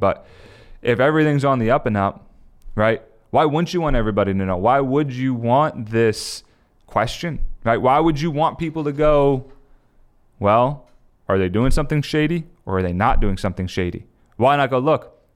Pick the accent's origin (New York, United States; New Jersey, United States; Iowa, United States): New Jersey, United States; where I grew up in South Jersey